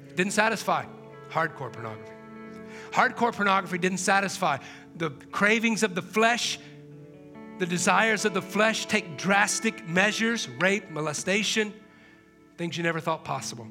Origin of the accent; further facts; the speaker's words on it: East Coast, United States; moved away; when I was a kid, I grew up on the East Coast. We don't really have clouds here